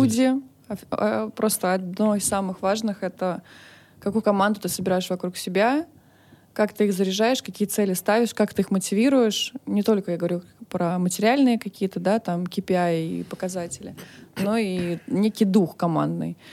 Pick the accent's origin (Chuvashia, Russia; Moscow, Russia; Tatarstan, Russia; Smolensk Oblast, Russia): Moscow, Russia; Я родилась в Москве, э, училась в хороших э, учреждениях